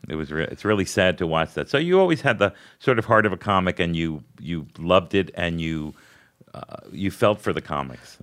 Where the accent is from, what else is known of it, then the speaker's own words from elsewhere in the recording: Hollywood, Florida, United States; also born or lived in Brooklyn, New York; I was born in Brooklyn, and then we moved to Hollywood, Florida